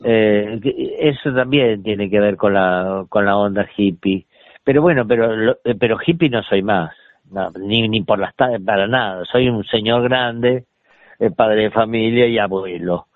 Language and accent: Spanish; Ramos Mejía, Buenos Aires Province, Argentina; also born or lived in Gibraltar (ancestry) / Sitges, Spain; teníamos una casa divina en Ramos Mejía que había sido de mi tía Cándida, este, que es la que nos, nos crió un poco a todos